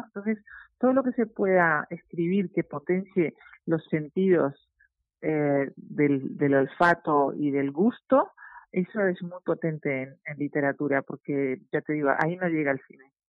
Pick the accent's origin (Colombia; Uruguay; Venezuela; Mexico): Uruguay; moved away as an adult; now in Madrid, Spain; yo siempre digo que soy uruguaya